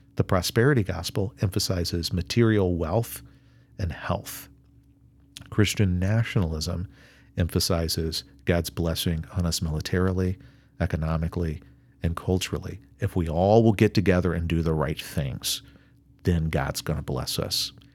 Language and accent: English; United States; I'm an American